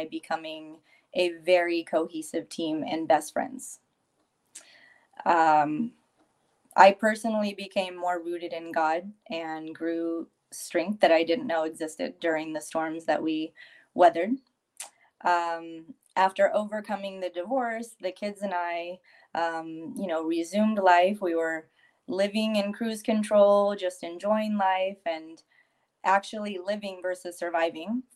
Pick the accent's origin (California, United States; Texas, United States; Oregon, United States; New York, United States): California, United States; San Francisco Bay Area; moved away as an adult; now in San Diego, United States; I was born and raised in the San Francisco Bay Area, currently residing in San Diego, California